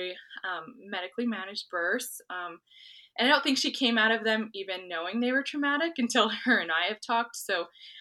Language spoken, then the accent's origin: English; New Mexico, United States; I'm from New Mexico.